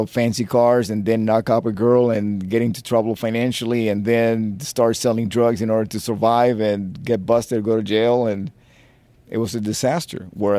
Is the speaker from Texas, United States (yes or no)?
no; Miami, Florida, United States; Look, you have to remember, I come from Miami. That was like party town. I could have stayed playing in a disco band.